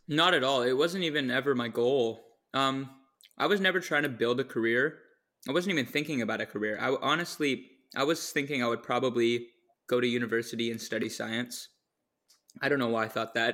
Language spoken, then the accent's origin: English; near Seattle, Washington, United States; now in Victoria, Canada; I was actually born in Washington, near Seattle.